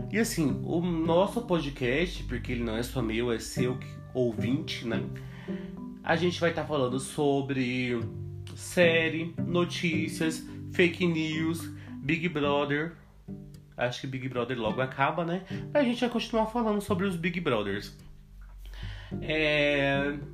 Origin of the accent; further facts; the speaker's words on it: Goiânia, Goiás, Brazil; tenho 21 anos, sou de Goiânia